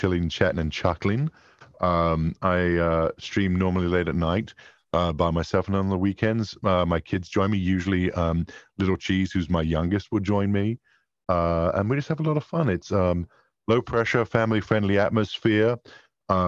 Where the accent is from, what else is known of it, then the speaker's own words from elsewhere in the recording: England, United Kingdom; I'm English